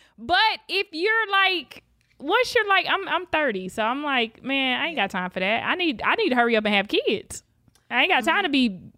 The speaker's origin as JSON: {"language": "English", "town": "Lake Worth", "region": "Florida", "country": "United States", "tie": "born or raised there", "also_born_or_lived": "Palm Beach Gardens / West Palm Beach", "said": "I was born in Palm Beach Gardens, but lived in like Lake Worth, West Palm Beach."}